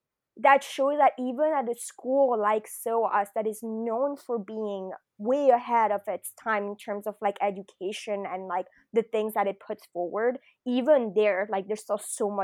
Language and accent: English; France; moved away; also born or lived in Japan; So, but I am French, like I was born in France. I'm half, and I hadn't lived in Europe for a really long time.